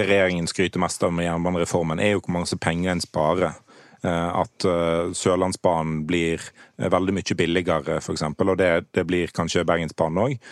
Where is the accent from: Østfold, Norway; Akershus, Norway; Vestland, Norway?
Vestland, Norway; Lindås; jeg kommer jo selv fra Nordhordland